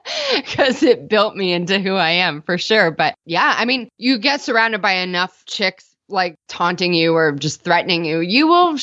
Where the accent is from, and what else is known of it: Toronto, Ontario, Canada